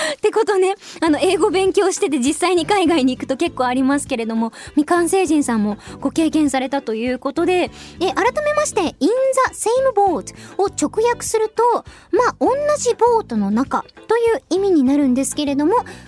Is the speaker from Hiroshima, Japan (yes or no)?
yes; Hiroshima, Japan; 私は広島県出身なんですけど